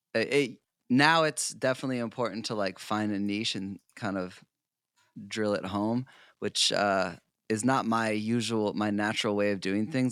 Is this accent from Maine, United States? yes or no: yes; South Portland, Maine, United States; now in Los Angeles, United States; I grew up in South Portland, Maine, so I'm originally an East Coast boy